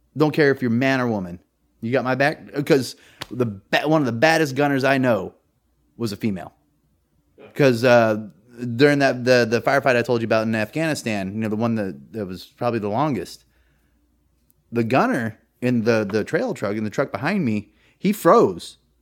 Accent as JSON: {"language": "English", "region": "California", "country": "United States", "moved": "as an adult", "lives_now": "Virginia, United States", "said": "I'm from California, which is heavily Democratic. And I was taught that."}